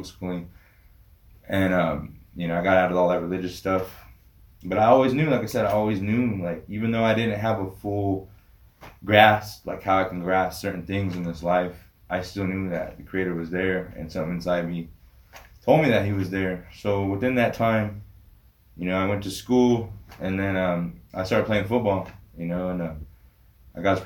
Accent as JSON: {"language": "English", "country": "United States", "tie": "born or raised there", "said": "growing up on the Rez, you know, I went through Catholic school"}